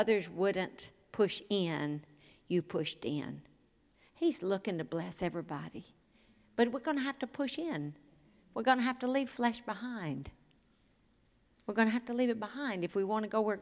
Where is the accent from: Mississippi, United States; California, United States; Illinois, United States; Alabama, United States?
Mississippi, United States; moved away as an adult; I'm from Mississippi. They say, wow, when'd you leave? I said, 40 years ago. They said, sound like you left yesterday. Because I sound like where I'm from.